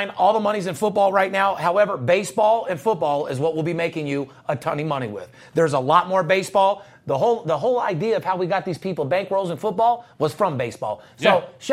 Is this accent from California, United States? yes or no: no; Las Vegas, Nevada, United States; I'm a third generation born and raised in Las Vegas